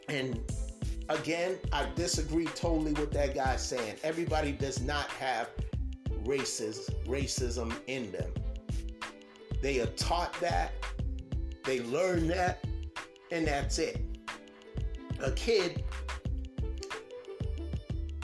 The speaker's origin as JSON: {"language": "English", "country": "United States", "tie": "born or raised there", "said": "I'm American because I was born in this country"}